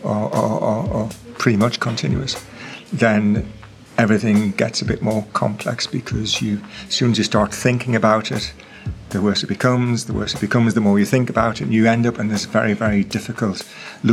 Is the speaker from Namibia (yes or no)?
no; England, United Kingdom; I'm from England